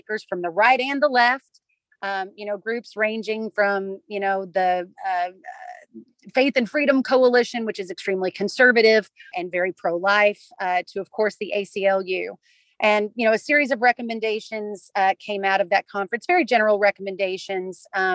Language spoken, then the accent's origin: English; Kentucky, United States; the Commonwealth of Kentucky, which is my home state